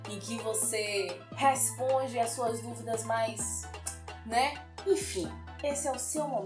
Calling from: Feira de Santana, Bahia, Brazil; eu sou aqui do Bahia, mais especificamente de Feira de Santana.

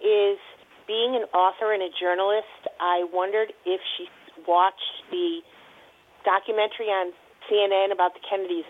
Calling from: Connecticut, United States; I'm calling from Connecticut.

